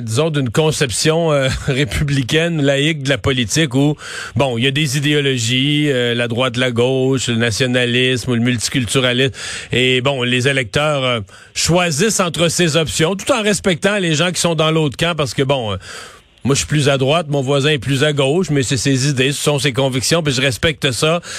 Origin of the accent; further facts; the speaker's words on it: Quebec, Canada; chez nous au Québec